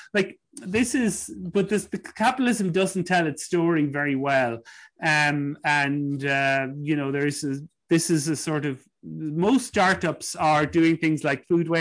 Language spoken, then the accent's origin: English; Ireland; I think of growing up in Ireland